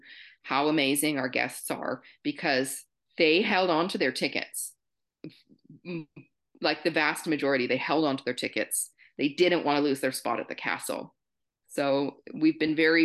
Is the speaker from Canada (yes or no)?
yes; Canada; Being Canadian, we're maybe a little more comfortable in French